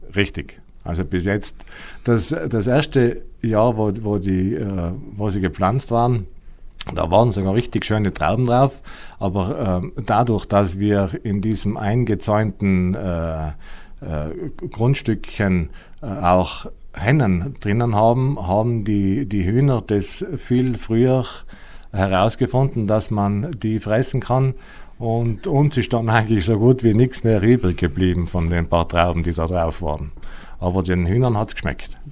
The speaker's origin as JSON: {"language": "German", "town": "Tschars", "region": "Trentino-Alto Adige", "country": "Italy", "moved": "yes", "lives_now": "Schwangau, Germany", "said": "Ich komme aus Chars, das ist im Finchgau, uh, unweit von Meran, 20 Kilometer uh, von Meran Richtung Reschenpass"}